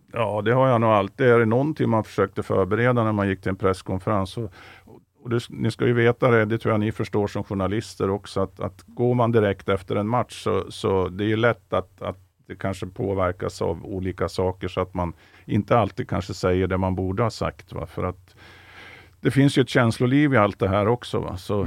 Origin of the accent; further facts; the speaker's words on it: central or southern Norrland, Sweden; Jag är ju norrlänning som han, fast jag kommer från, från mellersta Norrland eller till och med södra Norrland